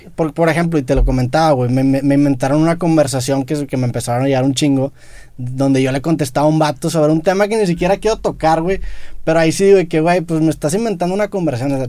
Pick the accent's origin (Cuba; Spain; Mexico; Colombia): Mexico; siendo mexicanos